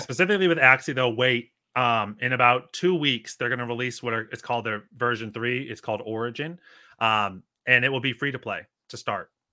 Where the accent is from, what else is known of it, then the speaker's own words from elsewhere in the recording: Northeast, United States; moved away as an adult; also born or lived in Northwest Arkansas; now in Arkansas, United States; from the Northeast originally